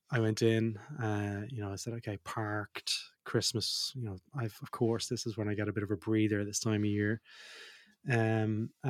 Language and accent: English; Australia; also born or lived in Ireland; Most people will know I'm dual citizen. I'm Australian and Irish.